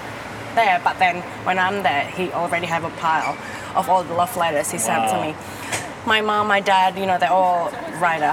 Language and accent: English; Indonesia; moved away as an adult; now in Australia; Originally Indonesia, but I've been here for 9 years